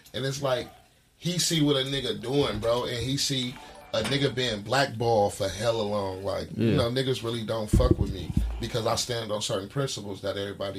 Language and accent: English; Oakland, California, United States; I'm from Oakland.